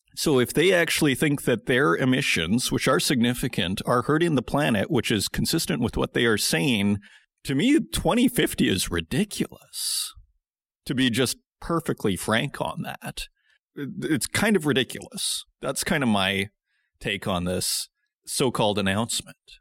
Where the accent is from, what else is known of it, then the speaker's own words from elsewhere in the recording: Saskatoon, Saskatchewan, Canada; Saskatoon, Saskatchewan, my hometown